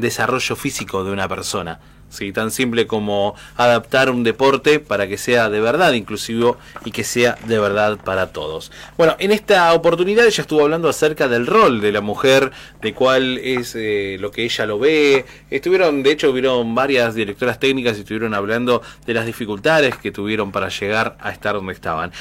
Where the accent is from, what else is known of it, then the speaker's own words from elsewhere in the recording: Argentina; en nuestro país